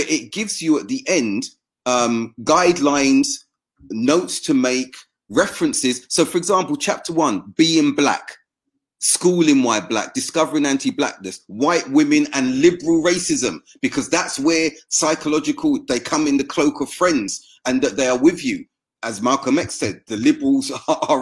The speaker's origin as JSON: {"language": "English", "country": "United Kingdom", "said": "me being black British"}